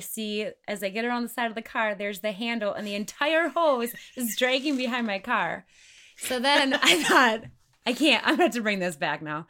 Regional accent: Wisconsin, United States; moved away as an adult; now in Sioux Falls, United States; I am originally from Wisconsin

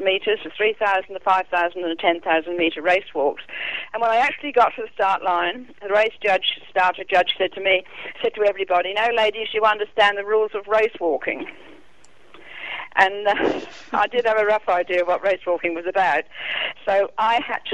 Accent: England, United Kingdom; accent: British; moved away as an adult; now in Australia; I was glad I grew up there. It was part of my life, and it'll always be part of me, and I'll always be a Pom in many respects, but I'm an Australian now

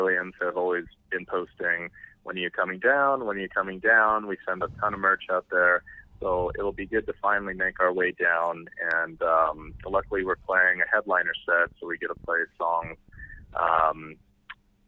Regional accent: California, United States; moved away as an adult; now in Texas, United States; I was originally from California, but Texan now

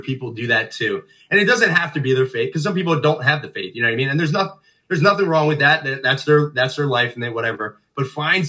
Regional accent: Norristown, Pennsylvania, United States; I love growing up in Narstown

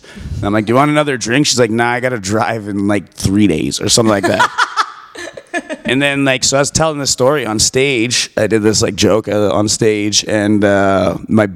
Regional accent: Calgary, Alberta, Canada; I'm from Calgary

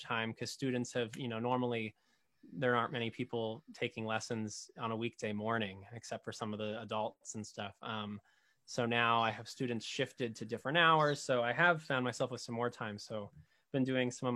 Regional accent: Arlington, Massachusetts, United States; now in Wakefield, United States; I grew up in Arlington

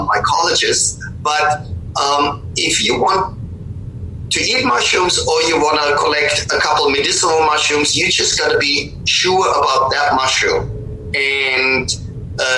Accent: Bavaria, Germany; moved away; also born or lived in Pacific Northwest; I grew up in Germany, in Bavaria

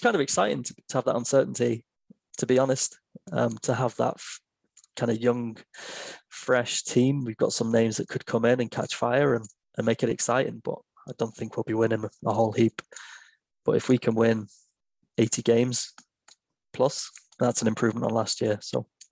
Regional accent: England, United Kingdom; I'm an English guy

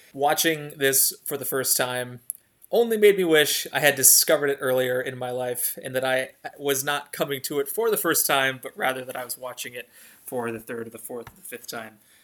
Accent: Northeast Ohio, United States; little white boy growing up in Northeast Ohio

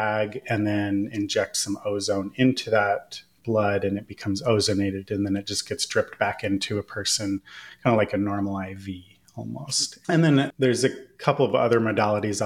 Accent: Northern California, United States; I grew up in Northern California

